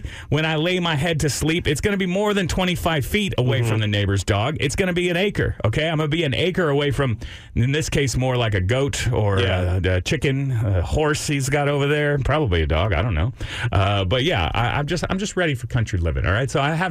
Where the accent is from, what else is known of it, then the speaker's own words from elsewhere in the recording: Austin, Texas, United States; also born or lived in Round Rock, Texas; I was born in Austin, Texas. Have lived here my entire life, if you count the 15 years that I lived in Round Rock.